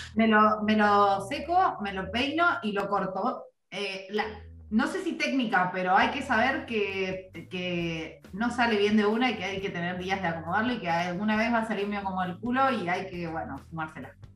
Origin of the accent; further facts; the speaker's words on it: Trelew, Chubut, Argentina; yo, soy de Treleu, en Treleu todo tardaba mil años en llegar